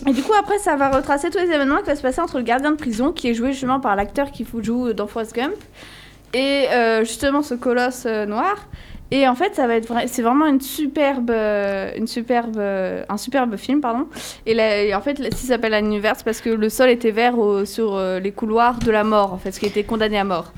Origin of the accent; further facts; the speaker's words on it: Wallonia, Belgium; je viens de Wallonie.